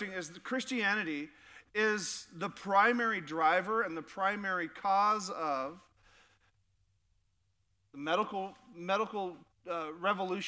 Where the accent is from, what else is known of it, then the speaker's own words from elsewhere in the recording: Sitka, Alaska, United States; I grew up in Sitka, Alaska, and I was about 9 years old